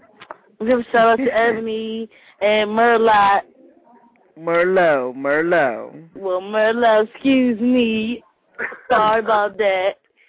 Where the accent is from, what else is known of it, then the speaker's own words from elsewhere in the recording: Trinidad & Tobago; {S1} Oh, {S6} I'm from Trinidad.